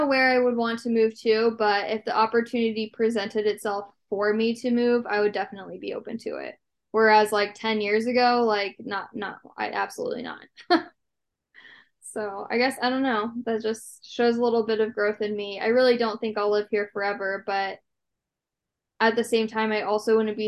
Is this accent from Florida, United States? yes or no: no; Lincoln, Nebraska, United States; I live in Lincoln, Nebraska. I have lived here my entire life